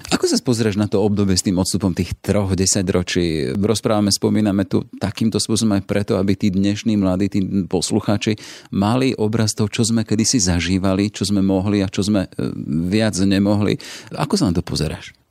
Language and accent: Slovak; Orava, Žilina Region, Slovakia; som vyrastal na Orave